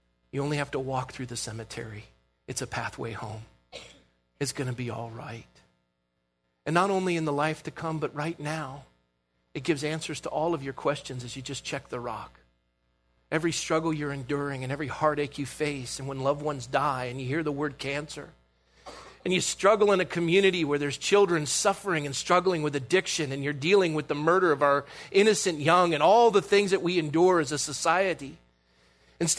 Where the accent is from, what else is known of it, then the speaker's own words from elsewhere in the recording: Coronado, California, United States; Growing up in Coronado, I had the privilege to be a lifeguard.